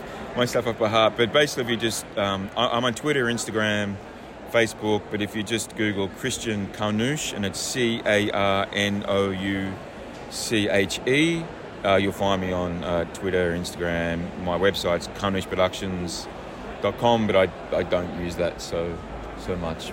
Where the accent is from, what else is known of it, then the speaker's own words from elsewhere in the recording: Australia; moved away as an adult; also born or lived in The Hague, Netherlands; now in France; I'm an Australian and I live in France, but I lived in The Hague for 11 years